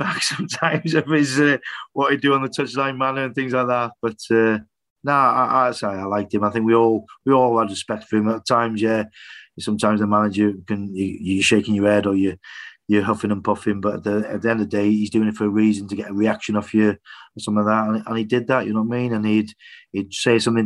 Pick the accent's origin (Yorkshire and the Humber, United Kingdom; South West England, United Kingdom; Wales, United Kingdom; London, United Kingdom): Wales, United Kingdom; Wrexham; a Welshman and a North Walian as well from Wrexham